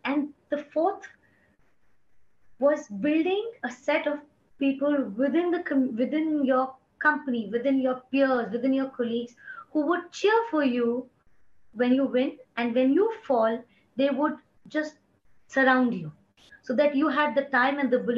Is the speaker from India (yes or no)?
yes; India; moved away; also born or lived in Bombay; I'm from India.